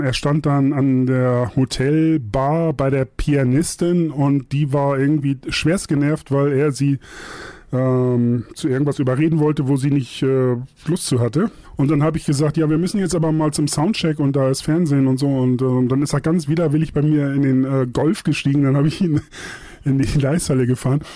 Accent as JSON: {"language": "German", "town": "Buxtehude", "region": "Lower Saxony", "country": "Germany", "tie": "born or raised there", "also_born_or_lived": "Hamburg", "moved": "as an adult", "lives_now": "Munich, Germany", "said": "Buxtehude komme ich her, ist auch meine Heimat"}